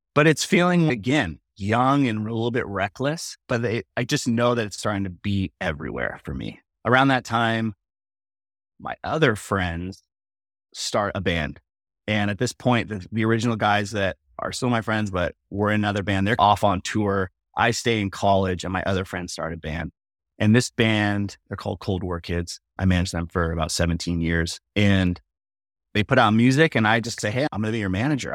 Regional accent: Mission Viejo, California, United States; I grew up in Orange County, pretty, like, working class

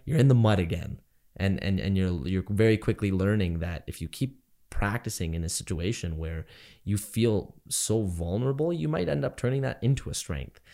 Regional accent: Canada

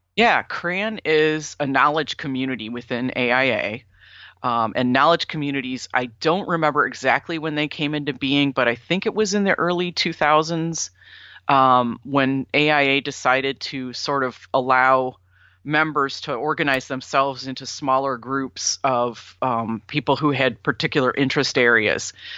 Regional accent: Sandusky, Ohio, United States; also born or lived in Florida; now in Ann Arbor, United States; my hometown is Sandusky, Ohio

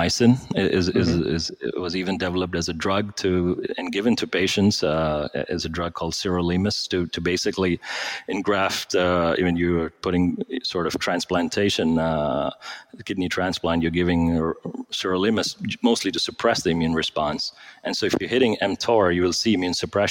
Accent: India; moved away; I grew up in India, trained as a doctor.

